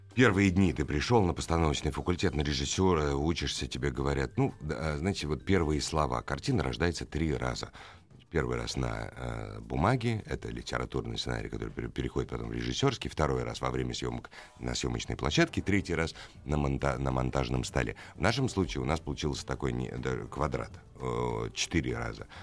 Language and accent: Russian; Moscow, Russia; я москвич, и я не, не узнавал свой город